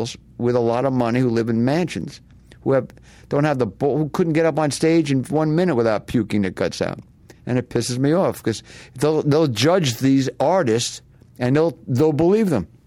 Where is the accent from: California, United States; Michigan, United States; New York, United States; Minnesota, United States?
New York, United States; New York City; now in Los Angeles, United States; I was born in Brooklyn